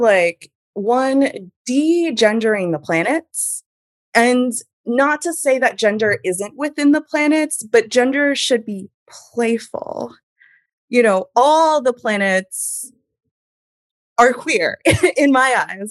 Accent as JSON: {"language": "English", "area": "Hudson Valley", "region": "New York", "country": "United States", "tie": "born or raised there", "said": "I grew up in the Hudson Valley, in a very small town in the Hudson Valley."}